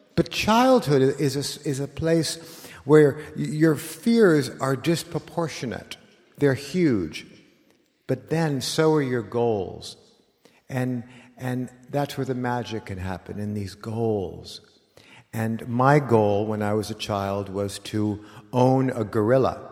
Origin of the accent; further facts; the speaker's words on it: Los Angeles, California, United States; when you were a kid like me in nineteen seventy, growing up in Los Angeles